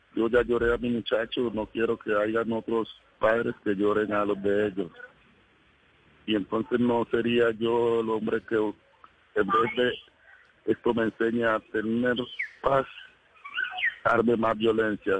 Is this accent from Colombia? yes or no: yes; El Doncello, Caquetá, Colombia; moved away as an adult; now in Cali, Colombia; Yo vivía en el Caquetá. Yo nací en el Doncello Caquetá.